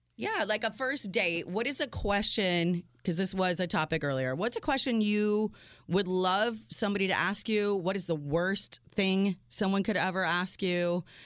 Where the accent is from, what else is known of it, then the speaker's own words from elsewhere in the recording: United States; I was the first in my family born in this country